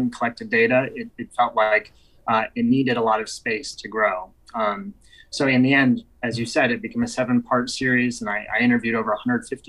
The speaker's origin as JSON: {"language": "English", "town": "Albuquerque", "region": "New Mexico", "country": "United States", "tie": "born or raised there", "said": "growing up in Albuquerque in the 1990s"}